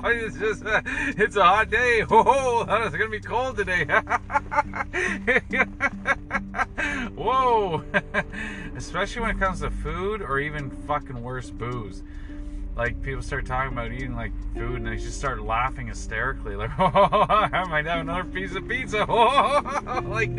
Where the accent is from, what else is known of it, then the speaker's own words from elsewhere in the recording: Toronto, Ontario, Canada; I'm from the West End